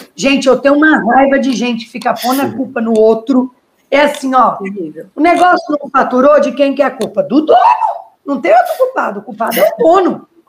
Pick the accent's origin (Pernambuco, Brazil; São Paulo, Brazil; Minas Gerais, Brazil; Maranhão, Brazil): São Paulo, Brazil; Pitangueiras; E eu sou de Pitangueiras, uma cidadezinha perto de São Paulo, né? Perto do, inter... do interior de São Paulo, perto de Ribeirão Preto